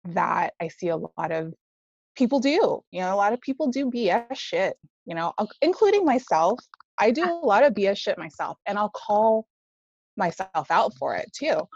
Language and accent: English; Hawaii, United States; Yeah, yeah, I was born in Hawaii.